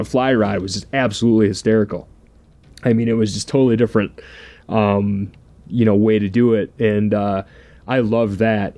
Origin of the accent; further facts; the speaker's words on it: Michigan, United States; growing up in Michigan